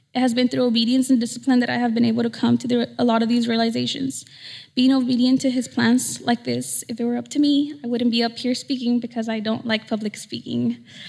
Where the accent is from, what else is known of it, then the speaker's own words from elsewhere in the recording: United States; moved away as an adult; Nací, crecí en el Valle. I was born and raised in the Valley